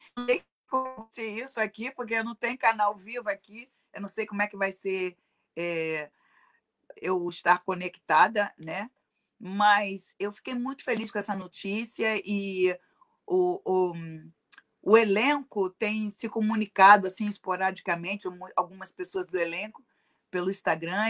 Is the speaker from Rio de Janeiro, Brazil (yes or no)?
yes; Rio de Janeiro, Brazil; moved away as an adult; now in Chicago, United States; A família de classe negra, hum, de classe média, é, morando no subúrbio do Rio de Janeiro, né? Nós somos de Realengo